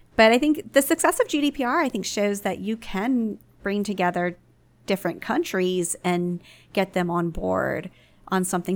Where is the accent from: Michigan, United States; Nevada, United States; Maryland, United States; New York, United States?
Maryland, United States; Baltimore; my hometown paper, the Baltimore Sun